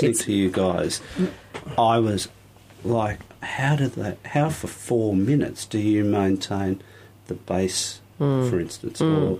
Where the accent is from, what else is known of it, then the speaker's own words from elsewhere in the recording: Sydney, New South Wales, Australia; I grew up in the Shire. I went to Caranbah High School